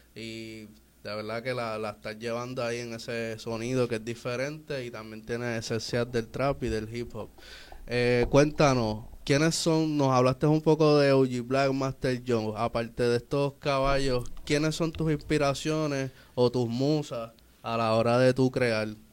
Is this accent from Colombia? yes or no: no; San Juan, Puerto Rico; nos criamos en Villa Palmera